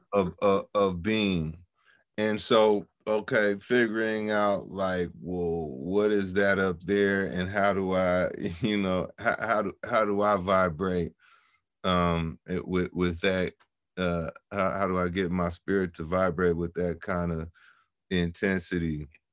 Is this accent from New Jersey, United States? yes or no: no; San Francisco, California, United States; growing up in San Francisco